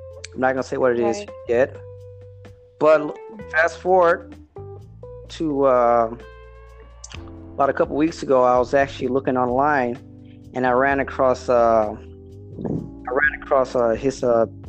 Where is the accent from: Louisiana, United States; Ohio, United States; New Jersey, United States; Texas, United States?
Louisiana, United States; Baton Rouge; I was born in Baton Rouge, Louisiana